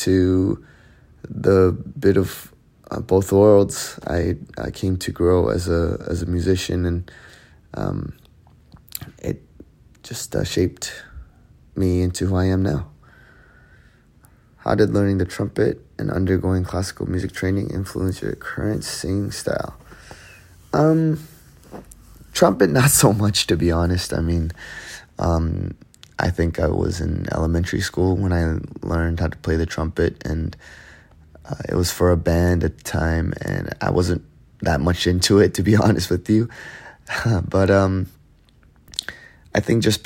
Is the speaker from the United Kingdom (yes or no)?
no; Canada; Growing up in Canada, was influenced by a lot of the Western culture, Western music, and what we thought as a young kid in Canada